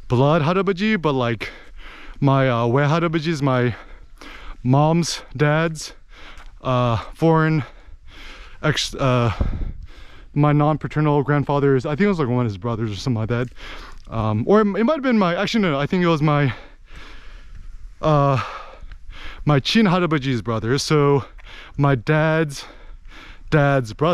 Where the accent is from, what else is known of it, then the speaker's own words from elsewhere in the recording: United States; moved away as an adult; also born or lived in Busan, South Korea (family); now in South Korea; I was born and raised in the States.